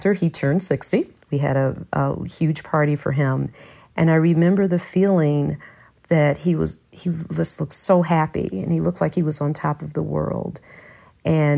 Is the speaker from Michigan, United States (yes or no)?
yes; Detroit, Michigan, United States; also born or lived in Ypsilanti, Michigan; I was born and raised in Detroit.